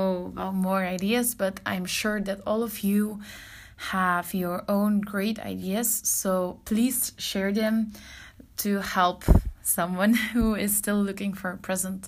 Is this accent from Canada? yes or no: no; Belgium; I'm from Belgium